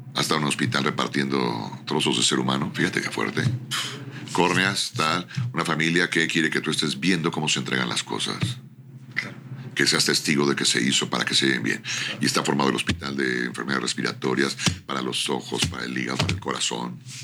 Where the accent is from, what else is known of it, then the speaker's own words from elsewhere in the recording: Mexico; Creo en México, soy mexicano, amo mi tierra